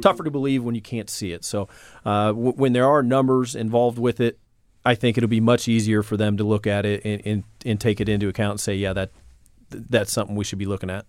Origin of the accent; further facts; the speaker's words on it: Indianapolis, Indiana, United States; born or raised there